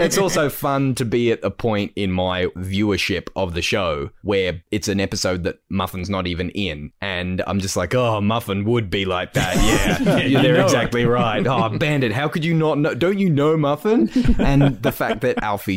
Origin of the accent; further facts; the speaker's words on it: Australia; I deliver the mail in my hometown in the hills, and I actually deliver mail to my old primary school.